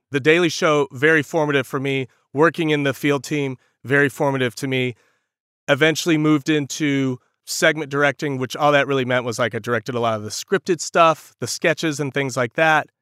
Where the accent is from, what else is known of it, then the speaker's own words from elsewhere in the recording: rural North Carolina, United States; also born or lived in Raleigh, North Carolina; I'm from North Carolina, very rural North Carolina. I grew up literally in front of a cornfield.